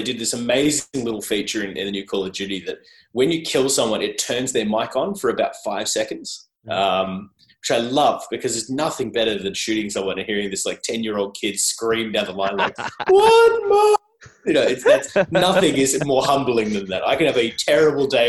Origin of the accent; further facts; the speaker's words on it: Australia; accent: Australian; my awful Australian accent